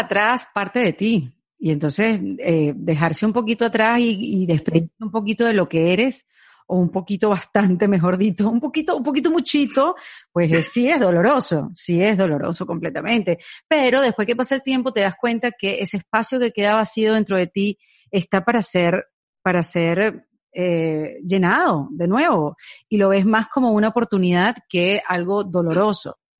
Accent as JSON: {"language": "Spanish", "country": "Venezuela", "said": "en Venezuela tenemos la ñapa"}